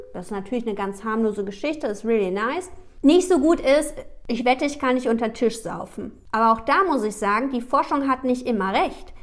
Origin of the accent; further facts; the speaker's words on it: Düsseldorf, North Rhine-Westphalia, Germany; ich komme aus Düsseldorf